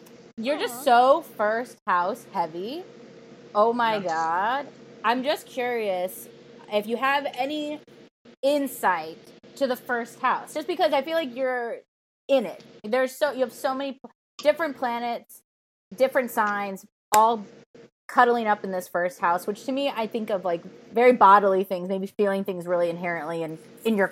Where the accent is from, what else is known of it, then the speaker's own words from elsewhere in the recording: Chicago, Illinois, United States; now in Los Angeles, United States; I'm from Chicago